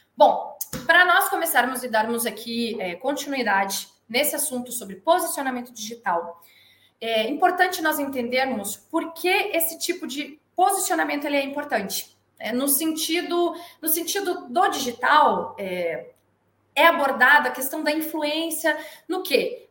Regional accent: Porto Alegre, Rio Grande do Sul, Brazil; moved away as an adult; also born or lived in Bagé / São Paulo; Eu sou natural de Bagé, Rio Grande do Sul. Sou criada em Porto Alegre, só nasci em Bagé, toda a minha criação foi em Porto Alegre.

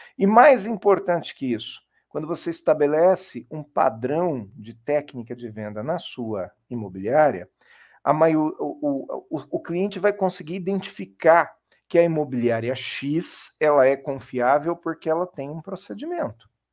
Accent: Jundiaí, São Paulo, Brazil; eu sou de Jundiaí

